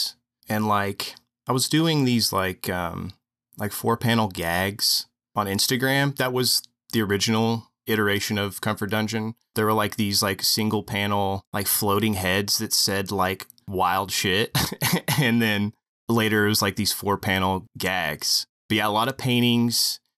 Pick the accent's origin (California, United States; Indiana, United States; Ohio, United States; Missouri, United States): Indiana, United States; Marion; now in Columbus, United States; I'm from Marion, Indiana.